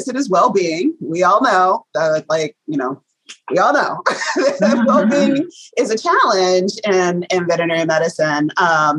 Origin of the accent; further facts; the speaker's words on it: the South, United States; I'm a Southerner.